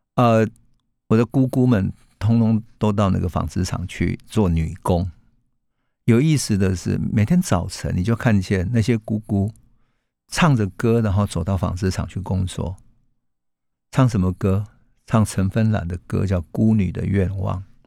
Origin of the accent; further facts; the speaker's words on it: Taichung, Taiwan; 我们住在台中乡下，现在已经变成高铁站的乌日那里，那是我的家乡。在台中乡下的三合院里面